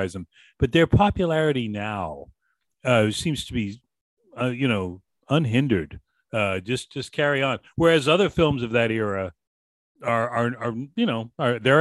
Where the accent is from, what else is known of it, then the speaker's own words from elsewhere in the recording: Boston, Massachusetts, United States; I grew up in Boston